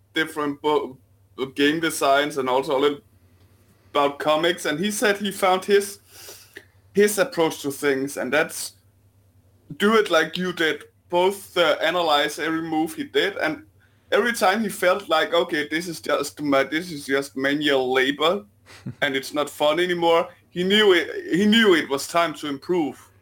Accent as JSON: {"language": "English", "country": "Denmark", "accent": "Danish", "said": "my sexy Denmarkian accent"}